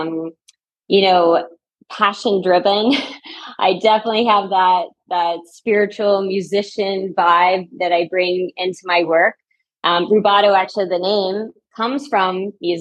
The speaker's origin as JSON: {"language": "English", "town": "Knoxville", "region": "Tennessee", "country": "United States", "also_born_or_lived": "New York City / Paris", "moved": "as an adult", "said": "from Knoxville, Tennessee, originally."}